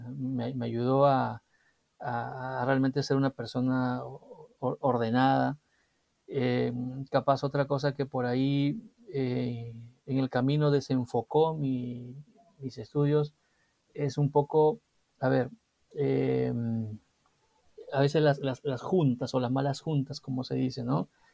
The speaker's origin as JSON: {"language": "Spanish", "town": "Chincha Alta", "region": "Ica", "country": "Peru", "moved": "yes", "said": "yo soy de Chincha, del sur del país, y, siempre en las vacaciones era venir a Lima"}